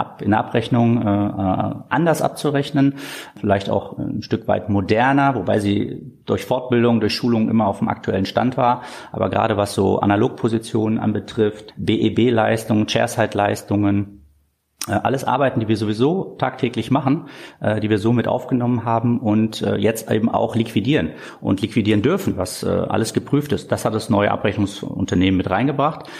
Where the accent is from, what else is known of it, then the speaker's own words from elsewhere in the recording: Korbach, Hesse, Germany; moved away as an adult; also born or lived in Hamburg; bin dann doch bewusst zurückgegangen in den Heimatort, in eine äh, kleinstädtische Praxis